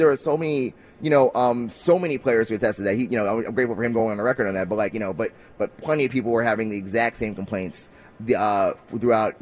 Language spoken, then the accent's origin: English; New York City, New York, United States; also born or lived in Harlem; I live in New York. I'm, you know, born, raised from Queens. I live in Harlem. Like, you know, I'm a New Yorker, you know, for life